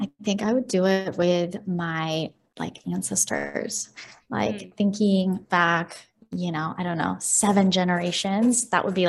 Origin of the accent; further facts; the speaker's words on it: Chicago, Illinois, United States; also born or lived in Ukraine; I'm from Ukraine. So we moved in 2002. So Chicago is, I would say, my hometown.